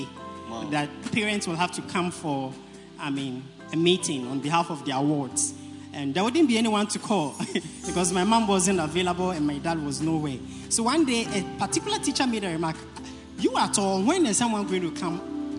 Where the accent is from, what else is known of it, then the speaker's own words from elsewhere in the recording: Accra, Greater Accra, Ghana; I am from British Accra constituency. And I'm a center leader for Jamestown.